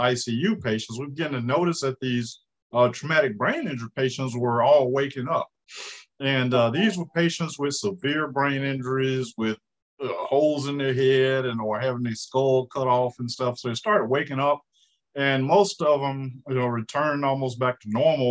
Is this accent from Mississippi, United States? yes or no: yes; Indianola, Mississippi, United States; moved away as an adult; also born or lived in Jackson, Mississippi / Atlanta, Georgia / Rochester, Minnesota; I'm originally from Indianola, Mississippi